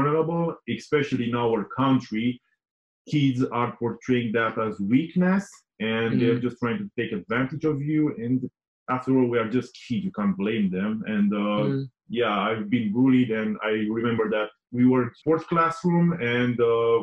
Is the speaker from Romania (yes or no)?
yes; Romania; I was born in Romania, as you know. I was born in a small town. And yeah, I had like a normal childhood